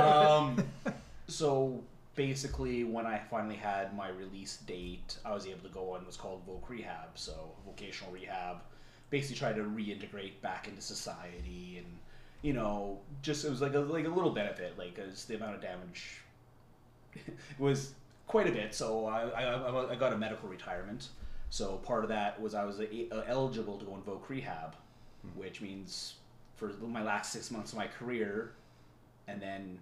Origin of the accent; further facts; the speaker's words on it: Manitoba, Canada; I'm from Manitoba